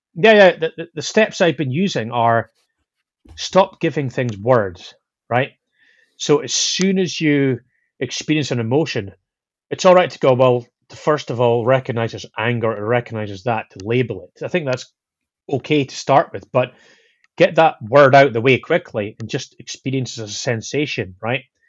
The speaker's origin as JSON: {"language": "English", "region": "Scotland", "country": "United Kingdom", "said": "I'm Scottish"}